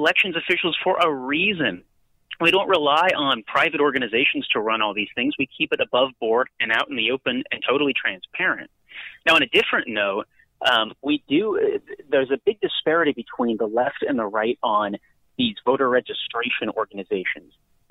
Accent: California, United States; California, my home state

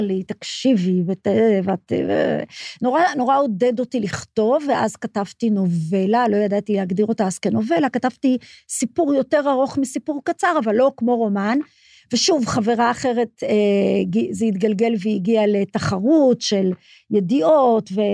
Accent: Petah Tikva, Central District, Israel; also born or lived in Haifa; גדלתי בפתח תקווה, נולדתי בחיפה, אבל גדלתי בפתח תקווה

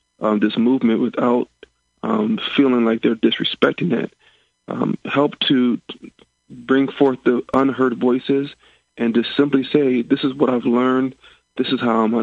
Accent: Rockford, Illinois, United States; I'm from the Rockford area up north

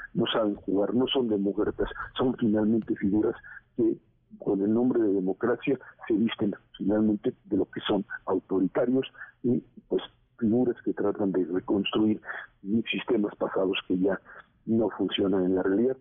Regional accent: Mexico; como sociedad mexicana

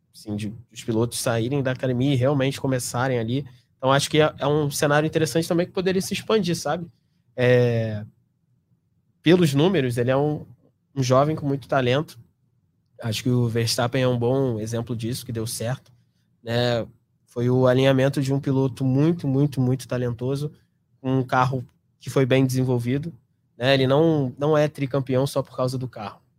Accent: Brazil; eu sou brasileiro

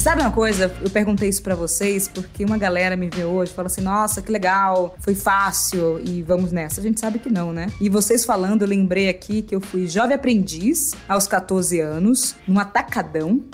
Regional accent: Salvador, Bahia, Brazil; eu sou de Salvador, que eu nasci num bairro grudado no de Maurício, chamado Nordeste de Amaralina

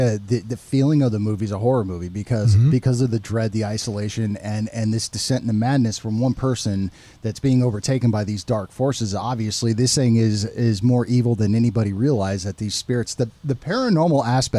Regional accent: West Coast, United States; I'm from the West Coast. Yeah. I'm from the ocean

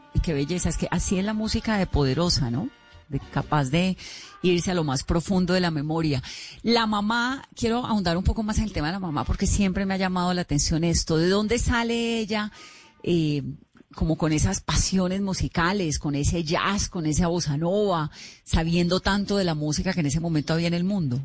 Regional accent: Cali, Valle del Cauca, Colombia; yo soy caleña

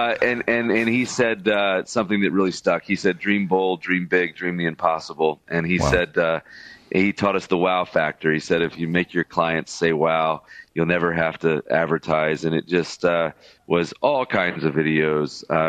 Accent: Birmingham, Alabama, United States; I was born and raised in Birmingham, Alabama. That's my hometown

